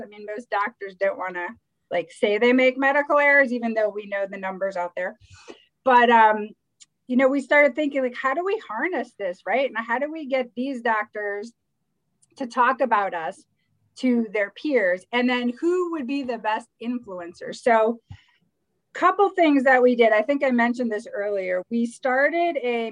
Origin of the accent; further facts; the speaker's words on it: Midwest, United States; I'm from the Midwest